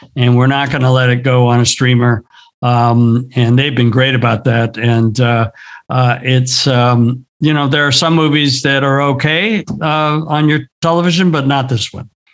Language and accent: English; Southern California, United States; I grew up here in Southern California. I grew up in the surf scene.